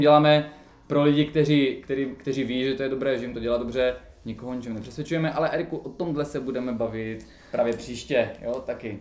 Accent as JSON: {"language": "Czech", "country": "Czechia", "said": "my Češi"}